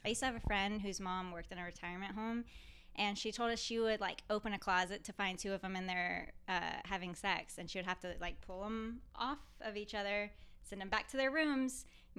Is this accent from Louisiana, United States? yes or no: yes; Louisiana, United States; oh, no, I'm sorry. I came from Louisiana.